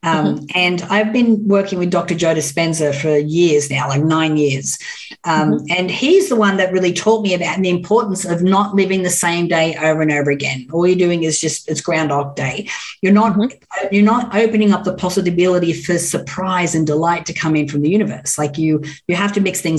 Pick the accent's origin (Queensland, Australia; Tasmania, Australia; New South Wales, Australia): New South Wales, Australia; Orange; moved away as an adult; now in Los Angeles, United States; I grew up in Orange in New South Wales.